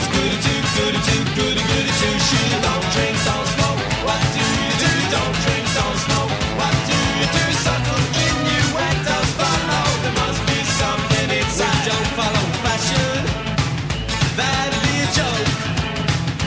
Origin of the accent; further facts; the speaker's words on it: United States; now in London, United Kingdom; As an American